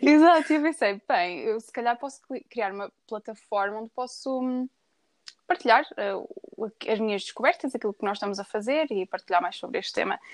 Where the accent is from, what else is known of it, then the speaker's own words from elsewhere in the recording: Viseu, Portugal; moved away as an adult; now in England; sou natural de Viseu, mas já estou a morar desde 2013 em Inglaterra